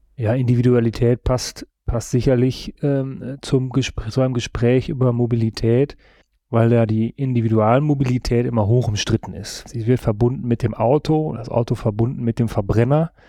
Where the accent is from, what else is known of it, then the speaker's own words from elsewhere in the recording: western Münsterland, North Rhine-Westphalia, Germany; Da, wo ich herkomme, westliches Münsterland, 20.000 Einwohnerstadt